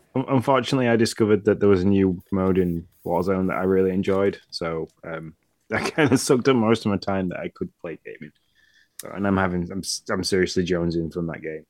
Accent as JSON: {"language": "English", "region": "Yorkshire and the Humber", "country": "United Kingdom", "said": "being the Yorkshireman of this podcast"}